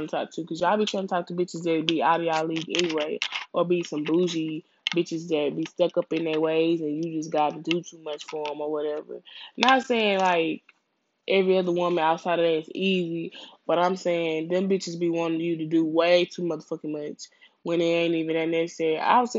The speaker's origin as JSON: {"language": "English", "region": "Louisiana", "country": "United States", "tie": "born or raised there", "moved": "yes", "lives_now": "Houston, United States", "said": "I'm a Houstonian. I was born out here. I was raised in Louisiana, and I moved back out here"}